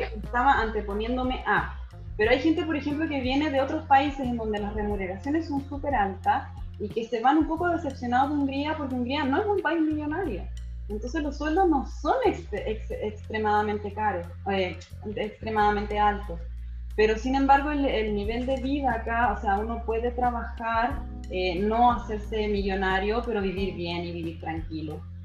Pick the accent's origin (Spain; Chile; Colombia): Chile; moved away as an adult; now in Budapest, Hungary; yo salí de Chile a los 34 a vivir la experiencia afuera